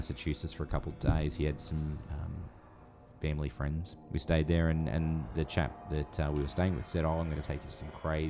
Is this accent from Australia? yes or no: yes; Australia